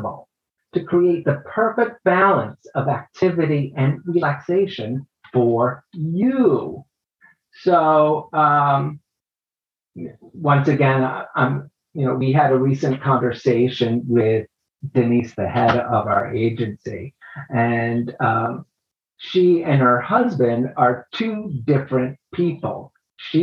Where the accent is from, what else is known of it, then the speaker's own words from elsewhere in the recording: United States; pegging me as an American